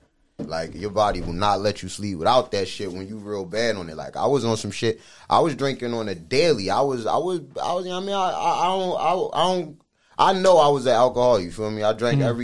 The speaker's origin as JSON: {"language": "English", "town": "Philadelphia", "region": "Pennsylvania", "country": "United States", "also_born_or_lived": "Darby / Folcroft", "moved": "yes", "said": "I'm originally from West Philly."}